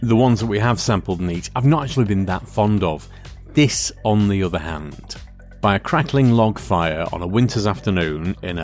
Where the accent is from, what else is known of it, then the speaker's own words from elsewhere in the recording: Lancashire, North West England, United Kingdom; we grew up in Lancashire